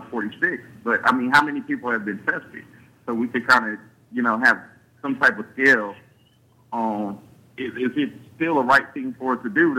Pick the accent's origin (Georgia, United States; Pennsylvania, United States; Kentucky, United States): Georgia, United States; Liberty County; I'm born and raised in Liberty County. I have family on from the east side to the west side in Hinesville